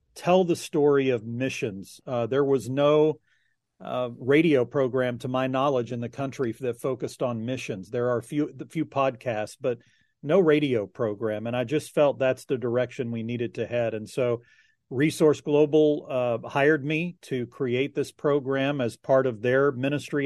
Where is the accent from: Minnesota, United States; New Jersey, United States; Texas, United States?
Texas, United States; Austin; also born or lived in Chicago; born and raised